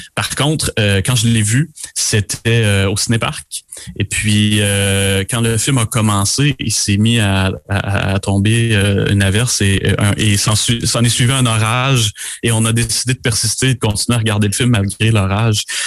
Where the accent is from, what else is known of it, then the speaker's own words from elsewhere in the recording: Beauce, Quebec, Canada; moved away; also born or lived in Montreal, Canada / Eastern Townships, Quebec; Je viens de la Bosse originalement